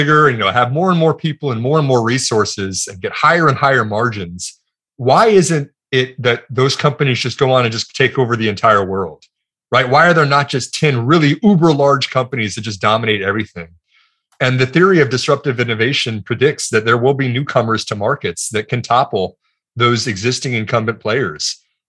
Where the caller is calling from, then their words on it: Houston, Texas, United States; From Houston, Texas, here in the United States. The other side of the pond for you.